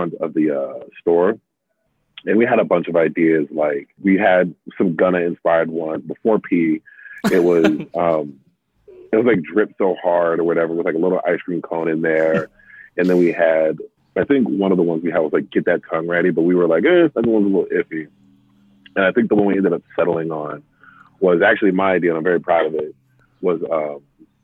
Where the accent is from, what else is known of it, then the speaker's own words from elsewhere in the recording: New York City, New York, United States; also born or lived in Albany, New York; I was raised in Bed-Stuy